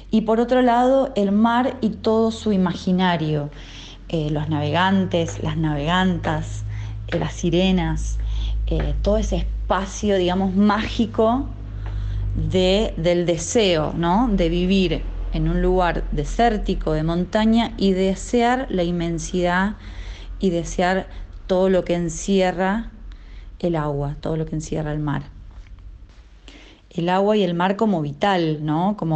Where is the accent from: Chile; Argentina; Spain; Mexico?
Argentina; Mendoza; soy cantante, compositora y productora musical de la provincia de Mendoza, de Argentina.